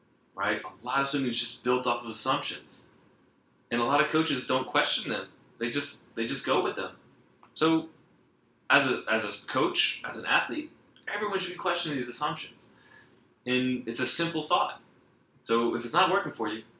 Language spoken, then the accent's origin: English; Atlanta, Georgia, United States; I grew up in Atlanta